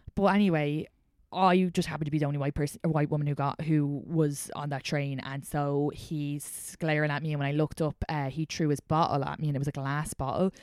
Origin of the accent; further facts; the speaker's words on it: outside Dublin, Leinster, Ireland; accent: Irish; moved away as an adult; now in New York, United States; I grew up outside Dublin